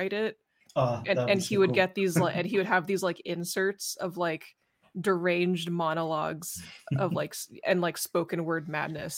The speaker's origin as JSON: {"language": "English", "region": "California", "country": "United States", "said": "I'm from California"}